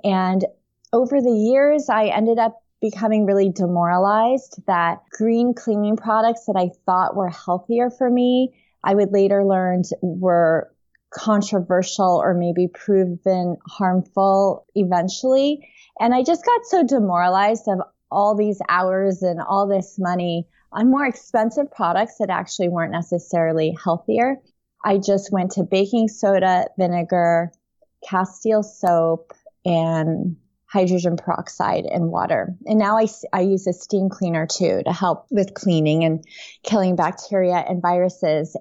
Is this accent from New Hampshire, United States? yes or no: no; upstate New York, United States; also born or lived in Taipei, Taiwan; I grew up in upstate New York.